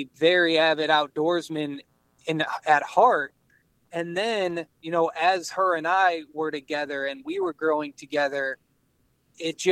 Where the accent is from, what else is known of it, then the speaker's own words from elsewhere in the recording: outside of Detroit, Michigan, United States; I grew up outside of Detroit, in a suburb town out there